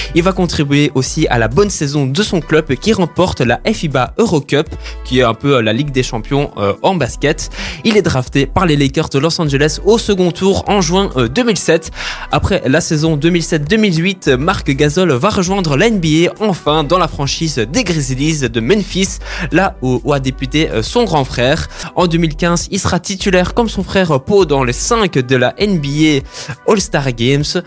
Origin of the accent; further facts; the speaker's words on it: Brussels, Brussels-Capital Region, Belgium; je viens de Bruxelles à la base